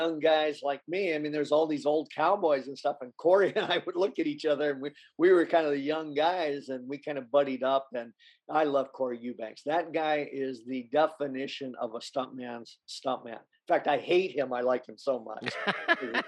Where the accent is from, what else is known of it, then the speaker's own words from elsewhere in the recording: South Bay, Southern California, United States; I was born and raised in the South Bay in Southern California